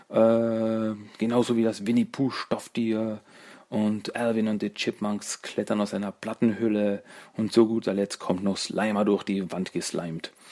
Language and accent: German; Austria; Du, äh, ich, äh, ich bin aus Österreich.